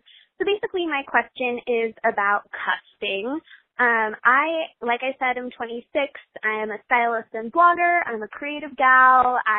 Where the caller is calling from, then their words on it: California, United States; This is …. I'm 26 from Southern California.